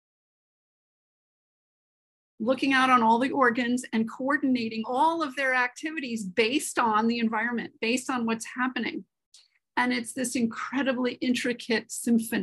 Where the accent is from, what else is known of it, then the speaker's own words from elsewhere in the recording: New York City, New York, United States; I grew up in Manhattan, New York City